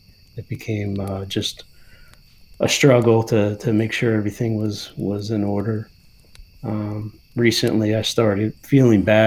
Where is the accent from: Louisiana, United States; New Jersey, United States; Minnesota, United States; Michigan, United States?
New Jersey, United States; now in Pennsylvania, United States; I grew up hunting small game and waterfowl in high school in New Jersey